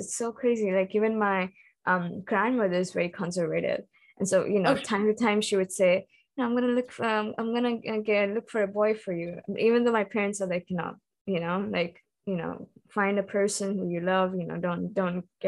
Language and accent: English; India; moved away as an adult; now in Israel; growing up in India and having those cultural influences.